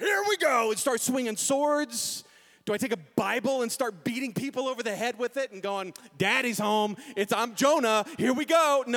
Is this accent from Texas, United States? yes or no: yes; San Antonio, Texas, United States; moved away as an adult; now in Manitou Springs, United States; I know San Antonio. I was raised in San Antonio